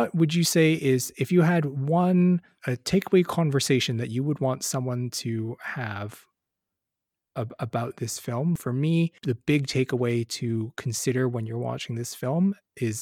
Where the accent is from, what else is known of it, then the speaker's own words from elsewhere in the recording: Canada; being Canadian